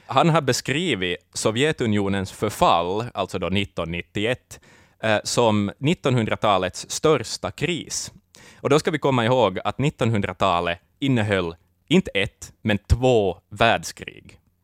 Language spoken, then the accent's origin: Swedish; Finland; oss som finländare